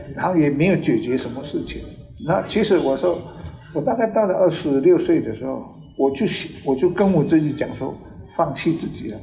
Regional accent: Nanao, Yilan County, Taiwan; Chinese is a second language; 那个时候是因为我们在南澳

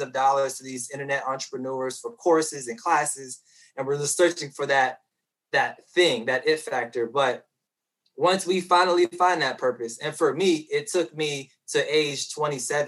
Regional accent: Petersburg, Virginia, United States; a young Black boy growing up in Petersburg, Virginia

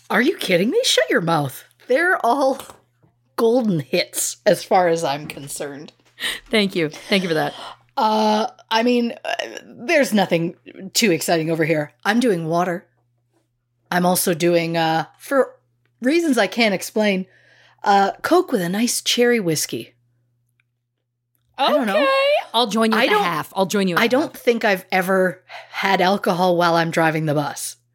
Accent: Canada; moved away; We're Canadian.

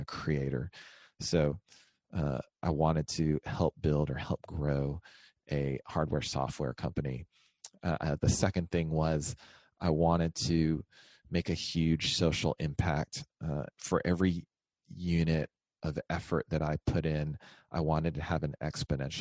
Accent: Texas, United States; We're both from Texas. So we found our way back here.

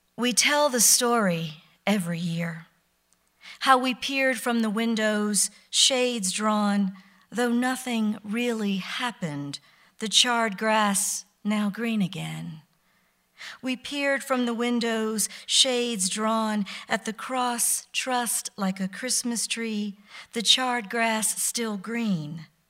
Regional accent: Mississippi, United States; I was born near Easter, nineteen sixty-six, in Mississippi.

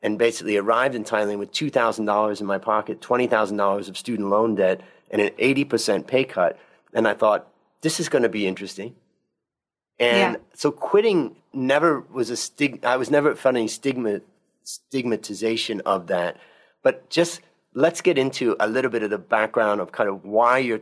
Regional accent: Delaware, United States; moved away; also born or lived in Connecticut / Ohio; So I grew up in Delaware.

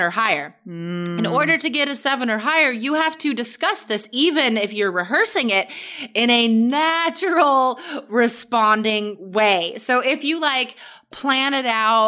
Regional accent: Carson City, Nevada, United States; there's not much in my hometown, but I guess it's most well known just for being the capital of Nevada and its proximity to Lake Tahoe

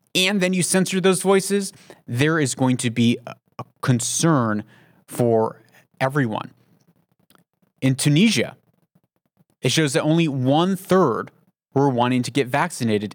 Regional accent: United States; moved away; I'm an American, but I live outside of the United States

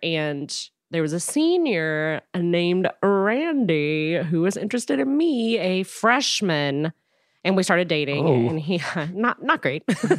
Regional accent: Frankfort, Kentucky, United States; I'm from Frankfurt, which is like smack dab in the middle between the two, which is like Lexington and Louisville, the big cities.

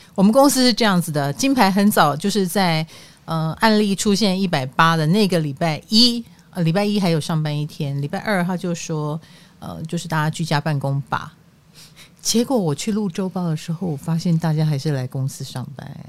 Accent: Greater Taipei, northern Taiwan, Taiwan; 我们北部，双北人

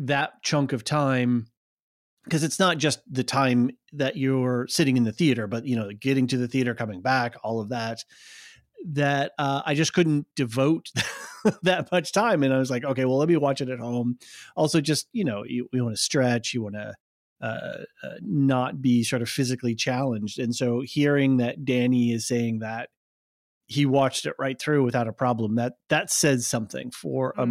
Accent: United States

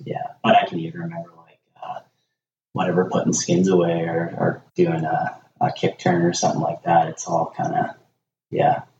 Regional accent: Nelson, British Columbia, Canada; born and raised in Nelson

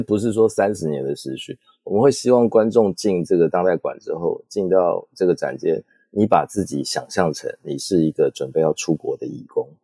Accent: Taipei, Taiwan; 我就是台北人长大，没有什么移动工作的经验

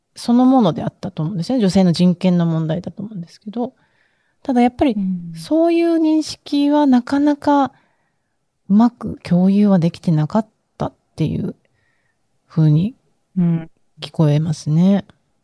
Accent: Okinawa, Japan; 私も出身沖縄

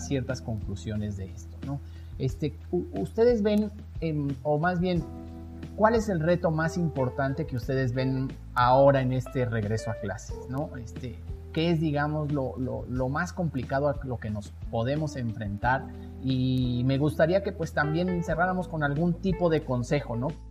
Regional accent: Mexico; como mexicanos nos van a seguir

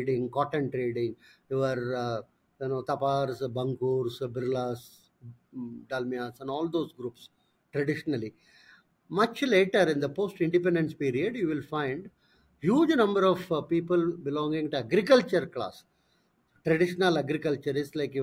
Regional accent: India; I am new, I am from India

